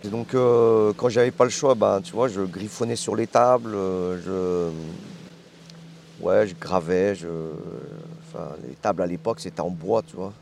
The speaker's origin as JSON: {"language": "French", "area": "Lyon suburbs", "region": "Auvergne-Rhône-Alpes", "country": "France", "tie": "born or raised there", "moved": "as an adult", "lives_now": "Hong Kong", "said": "là où j'ai grandi, c'est la banlieue"}